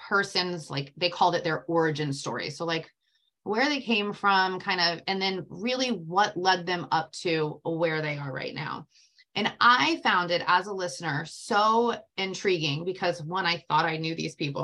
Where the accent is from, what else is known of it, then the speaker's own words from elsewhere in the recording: Tampa, Florida, United States; I am from Tampa, Florida, and that is where I was born and raised my entire life.